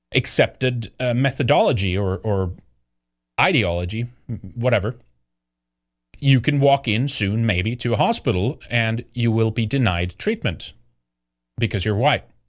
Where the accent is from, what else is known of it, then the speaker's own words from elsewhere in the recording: Sweden; Growing up in Sweden